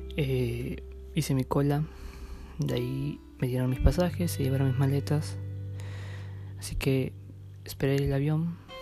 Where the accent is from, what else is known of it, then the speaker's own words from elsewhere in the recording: Peru; yo salí de Perú